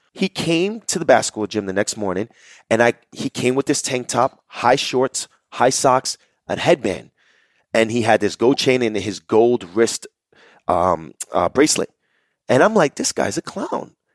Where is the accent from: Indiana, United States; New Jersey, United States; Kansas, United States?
New Jersey, United States; Jersey City; I grew up in Jersey City, New Jersey